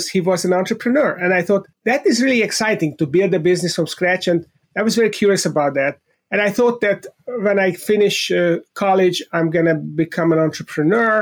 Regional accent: Budapest, Hungary; moved away; I was born in Budapest, Hungary, in Central Eastern Europe

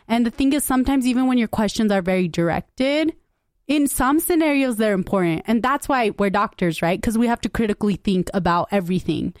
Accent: United States; I grew up in West Valley

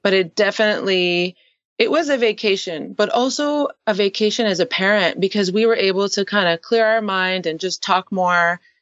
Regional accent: Canada; now in San Diego, United States; I currently live in San Diego, California. Um, I am actually Canadian.

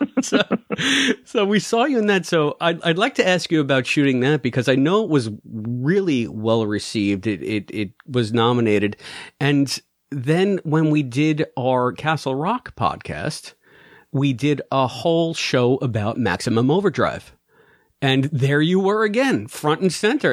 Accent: New York City, New York, United States; I'm straight out of the Bronx

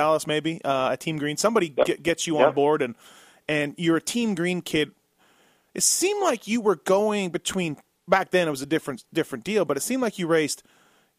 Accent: Canada; moved away; as a kid growing up in Canada

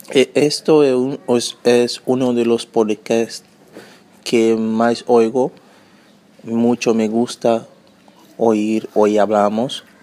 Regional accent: São Paulo, Brazil; Spanish is a second language; yo soy brasileño, soy de San, Paulo, yo tengo 34 años, he empezado a estudiar español con 32 años más o menos.

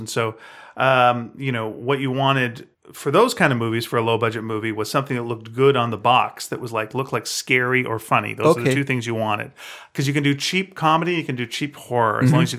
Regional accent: Canada; I don't know if we've mentioned that we're Canadian, but we are. We're both Canadian.

